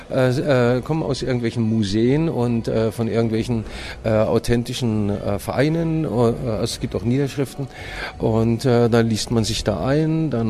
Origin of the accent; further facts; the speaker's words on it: West Germany, Germany; Ich bin, äh, ich bin äh, gebürtiger Ossi, aber im Westen aufgewachsen.